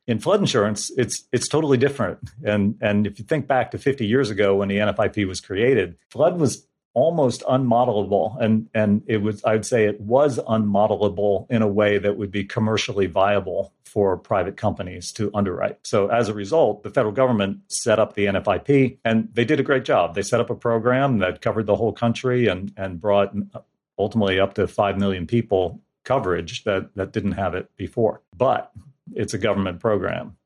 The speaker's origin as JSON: {"language": "English", "region": "New Jersey", "country": "United States", "tie": "born or raised there", "also_born_or_lived": "Tennessee", "moved": "as an adult", "said": "I grew up in New Jersey"}